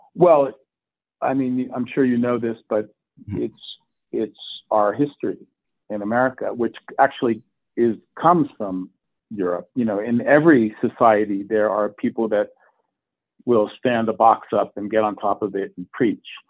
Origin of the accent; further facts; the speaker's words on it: the South, United States; moved away; I grew up a bit in the South. Uh, actually, most of my youth was in the South